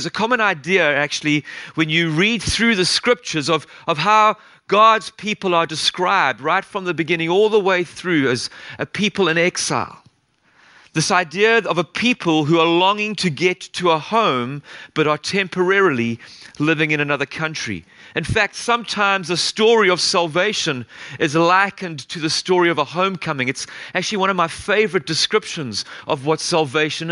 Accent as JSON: {"language": "English", "country": "South Africa", "tie": "born or raised there", "moved": "as an adult", "lives_now": "Kingston, United Kingdom", "said": "I was born in South Africa. And grew up there for 25 years"}